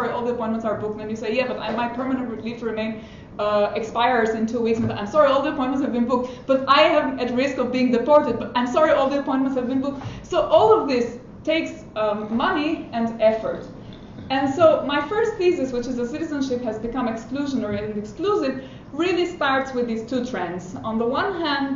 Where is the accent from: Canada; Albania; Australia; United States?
Albania; now in United Kingdom; I'm from Albania, I'm an immigrant in the United Kingdom